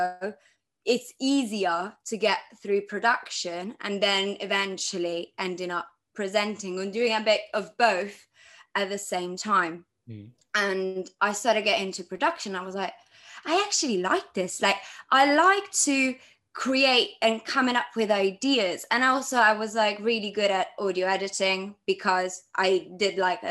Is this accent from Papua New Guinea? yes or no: no; Milan, Lombardy, Italy; I grew up in Milan, Italy.